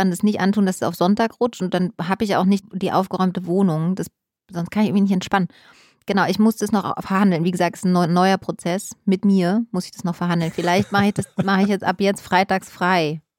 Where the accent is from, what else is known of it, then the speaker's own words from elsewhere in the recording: East Germany, Germany; Und wenn der Kaffee nicht mehr, mehr daraus, also weil früher, wie gesagt, ich komme aus dem Osten, Kaffee war mir wirklich, also egal wie der geschmeckt hat, das war alles völlig in Ordnung.